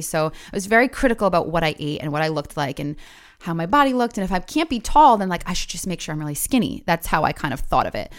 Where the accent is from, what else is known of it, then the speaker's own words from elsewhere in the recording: Providence, Rhode Island, United States; also born or lived in South County, Rhode Island; I grew up in Providence, uh, of Charles Street